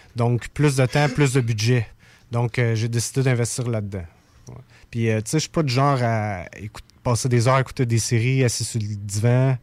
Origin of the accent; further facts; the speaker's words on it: Saint-Élie-de-Caxton, Quebec, Canada; je viens d'un petit village qui s'appelle Saint-Élie-de-Caxton.